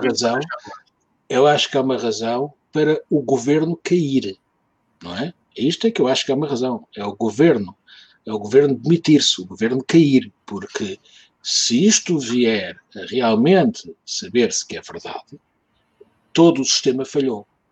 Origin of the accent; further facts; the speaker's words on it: Lisbon, Portugal; não sou alfacinha, sou Lisboeta, porque o meu pai não era de Lisboeta, vinha da terra. Portanto, eu sou segunda geração, já nasci em Lisboa, mas não sou alfacinha